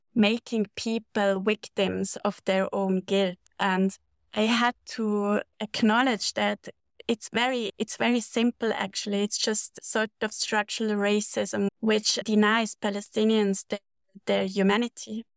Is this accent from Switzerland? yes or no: yes; Switzerland; moved away as an adult; also born or lived in Munich, Germany; I grew up in Switzerland